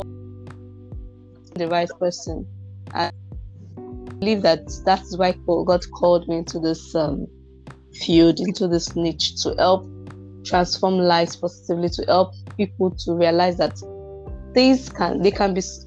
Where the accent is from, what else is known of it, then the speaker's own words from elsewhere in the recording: Anambra, Nigeria; I'm from Anambra State and I'm married